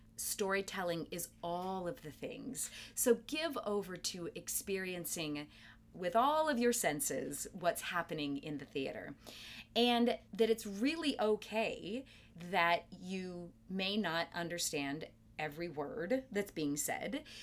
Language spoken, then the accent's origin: English; Kalamazoo, Michigan, United States; also born or lived in Detroit; I was lucky enough to grow up in a town, my hometown of Kalamazoo, Michigan